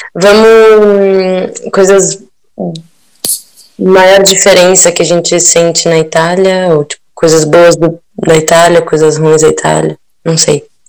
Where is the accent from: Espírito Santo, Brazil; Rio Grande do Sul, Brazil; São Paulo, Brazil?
São Paulo, Brazil; now in Turin, Italy